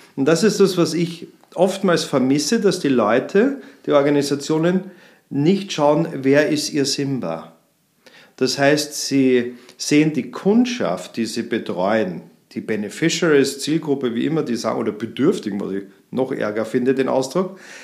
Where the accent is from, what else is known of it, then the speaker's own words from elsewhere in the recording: Vienna, Austria; now in Munich, Germany; Ich komme aus München, bin ein gebürtiger Wiener